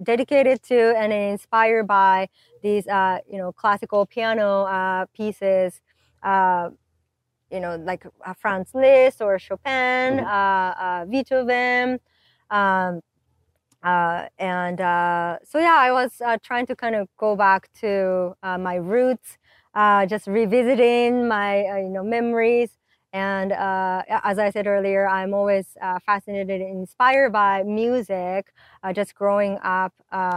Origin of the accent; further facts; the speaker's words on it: Japan; now in United States; I'm from Japan.